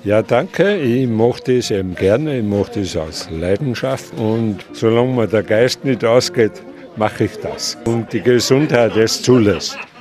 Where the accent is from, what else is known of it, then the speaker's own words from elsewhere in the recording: Großarl, Salzburg, Austria; Ich bin gebürtiger Großaler und schnitze schon seit 1971